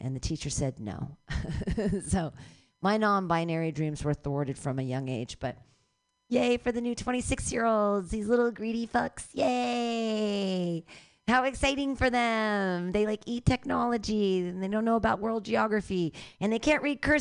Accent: San Francisco, California, United States; I'm a comedian from San Francisco and I'm looking for material.

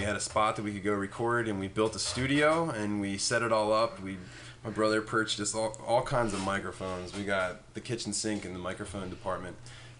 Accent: Wildwood, New Jersey, United States; Me and my brother are both from Wildwood, New Jersey.

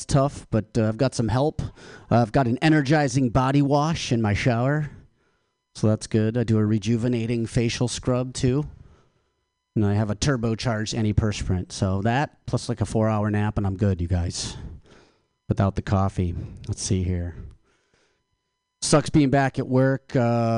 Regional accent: Michigan, United States; now in California, United States; I'm from Michigan. I went home to Michigan for the holidays.

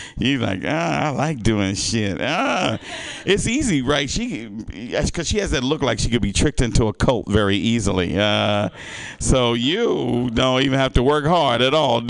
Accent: the South, United States; moved away; I grew up in the South

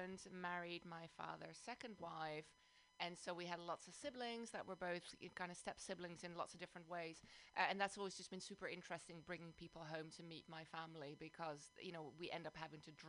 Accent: Amsterdam, North Holland, Netherlands; also born or lived in London, United Kingdom; now in South Bay, United States; I'm originally from Amsterdam, the Netherlands

